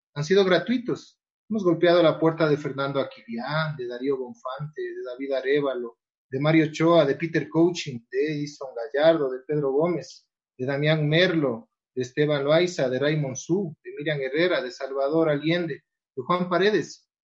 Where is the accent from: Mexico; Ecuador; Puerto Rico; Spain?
Ecuador; nosotros como Federación Ecuatoriana